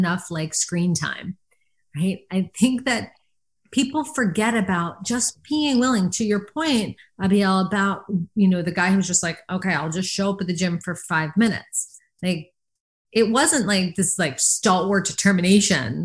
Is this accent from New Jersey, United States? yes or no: yes; New Jersey, United States; I'm from New Jersey